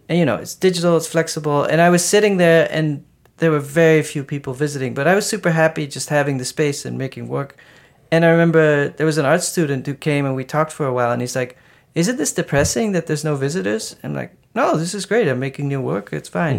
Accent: Maastricht, Limburg, Netherlands; I grew up in Maastricht, it's like a hundred and twenty thousand people

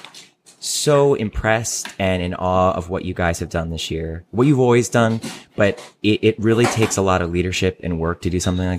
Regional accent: Ohio, United States; I'm from Ohio

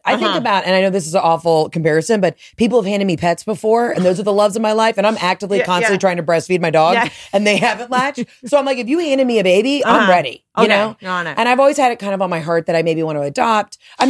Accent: the South, United States; I'm from the South.

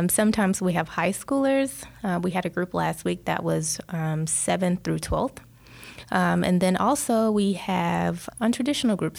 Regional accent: Atlanta, Georgia, United States; moved away as an adult; I'm from Atlanta. I just moved here

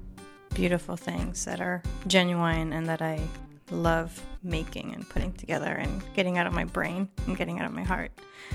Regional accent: Caracas, Capital District, Venezuela; I am Hungarian, but I was born and raised in Caracas, Venezuela.

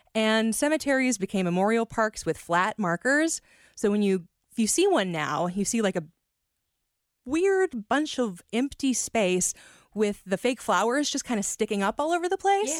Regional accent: Kentucky, United States; I'm from actual Kentucky as opposed to Northern Kentucky

